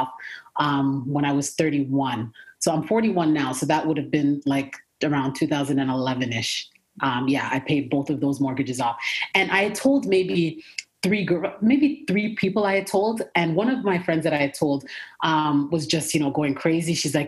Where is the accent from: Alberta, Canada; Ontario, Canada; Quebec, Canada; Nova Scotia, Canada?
Ontario, Canada; Toronto; moved away as an adult; now in Atlanta, United States; I was originally born and raised in Toronto, Canada